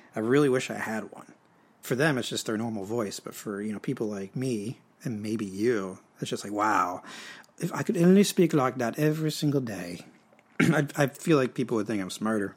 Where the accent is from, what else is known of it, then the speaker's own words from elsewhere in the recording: United States; I am American, but half of me is French Canadian in nature, or no, in origin